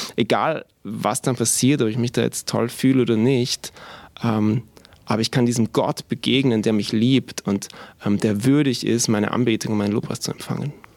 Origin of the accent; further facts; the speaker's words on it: Vienna, Austria; moved away as an adult; now in Augsburg, Germany; wir sind eigentlich aus Wien beide, meine Frau und ich. Wir sind in Wien geboren und aufgewachsen